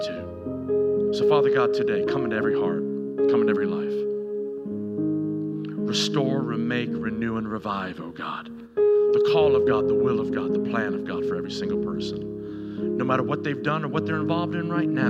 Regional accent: Tennessee, United States; growing up in Tennessee where I was and all my junior high years and my high school years

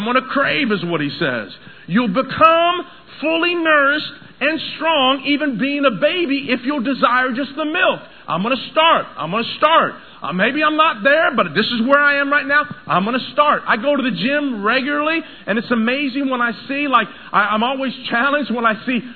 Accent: Tennessee, United States; moved away; I grew up in Tennessee

